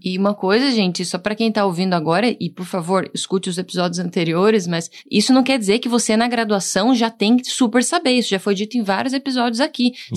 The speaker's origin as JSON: {"language": "Portuguese", "town": "Curitiba", "region": "Paraná", "country": "Brazil", "said": "eu sou de Curitiba"}